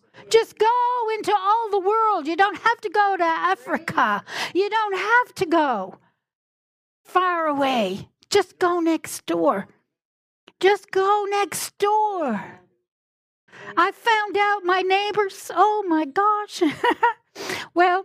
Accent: Newfoundland and Labrador, Canada; I'm from Newfoundland

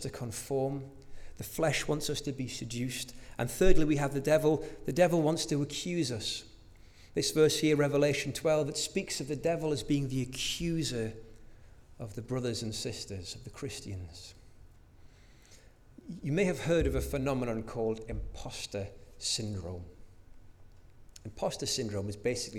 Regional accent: North Shields, North East England, United Kingdom; as a little boy, growing up in North Shields, I used to love baking with my mum

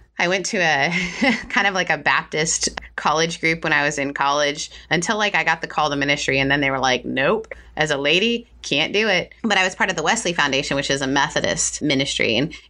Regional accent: Canada; I grew up in Canada, so that's outside, mm-hmm. in some ways is outside of the church

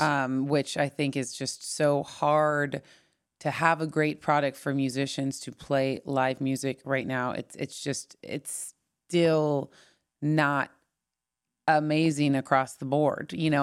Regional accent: Orange County, Southern California, United States; moved away; also born or lived in Los Angeles; I grew up in Orange County

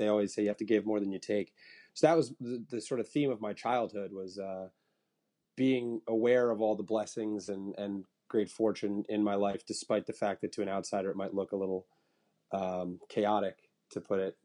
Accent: Bedford, New York, United States; also born or lived in Massachusetts; I grew up in Bedford, New York, right outside of New York City

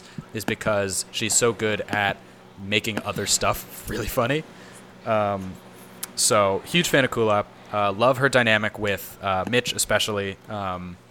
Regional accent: San Diego, California, United States; I grew up seeing Jack in the Box TV commercials in San Diego

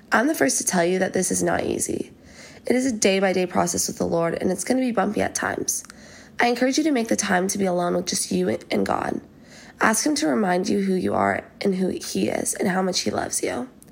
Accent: Fort Worth, Texas, United States; moved away as an adult; also born or lived in Georgia; now in Athens, United States; I'm a rising junior at the University of Georgia, and I'm from Fort Worth, Texas.

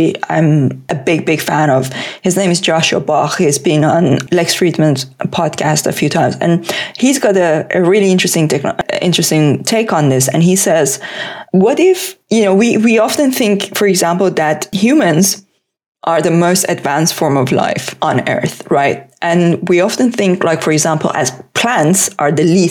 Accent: Tehran, Tehran Province, Iran; English is a second language; moved away as an adult; now in United Kingdom; I was born in Tehran.

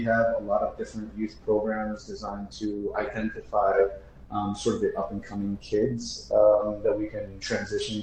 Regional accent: Wayne, New Jersey, United States; now in Newark, United States; I grew up in Wayne, New Jersey, the first 20 plus years of my life.

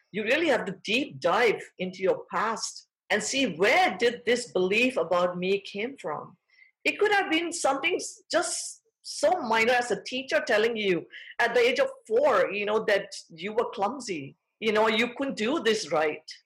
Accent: Thailand; moved away; I was born and raised in Thailand. I'm fourth generation Thai, but of Indian parents

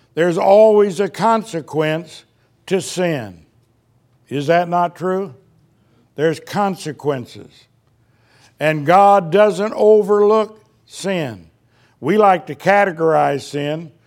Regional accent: Indiana, United States; moved away; we grew up in Indiana

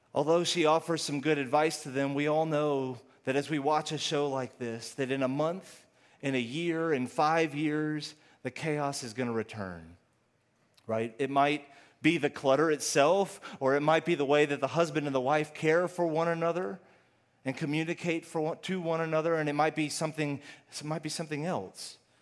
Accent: Houston, Texas, United States; also born or lived in Austin; I'm originally from Houston

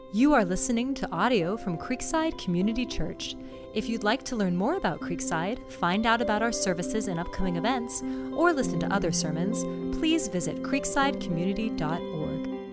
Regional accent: Ohio, United States; moved away as an adult; also born or lived in Illinois / California; a Midwesterner from Ohio growing up

